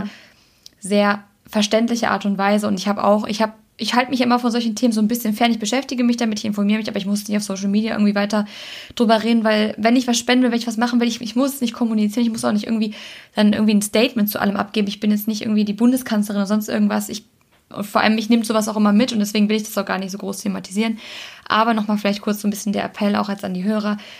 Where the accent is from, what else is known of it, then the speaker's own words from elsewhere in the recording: Germany; also born or lived in Cologne; Ich bin Deutsche